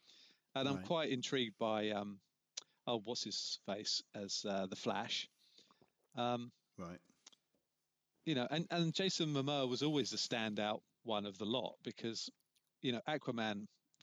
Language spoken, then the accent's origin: English; River, South East England, United Kingdom; I grew up in River outside Dover.